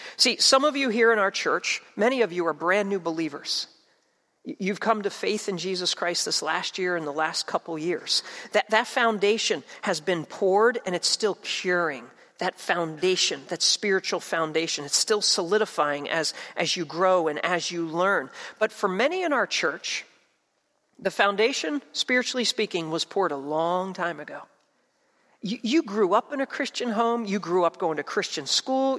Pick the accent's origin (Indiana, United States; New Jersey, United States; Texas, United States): New Jersey, United States; I grew up in South Jersey.